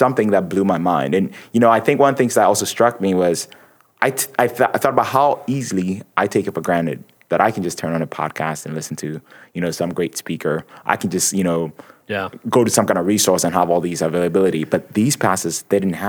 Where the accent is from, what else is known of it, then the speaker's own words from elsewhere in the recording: Ghana; moved away; I grew up in Ghana